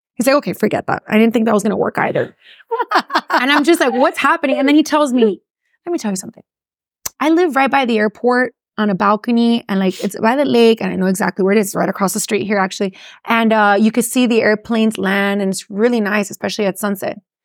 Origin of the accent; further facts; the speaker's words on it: Miami, Florida, United States; accent: Miami; first language English; also born or lived in Gainesville, Florida; the people like myself who were born here, who speak English, that's really my first language and went to school here